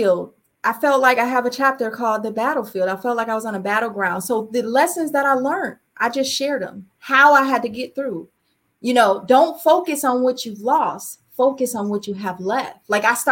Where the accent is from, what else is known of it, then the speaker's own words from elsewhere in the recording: Springfield, Massachusetts, United States; moved away; my hometown where it all began for me, Springfield, Massachusetts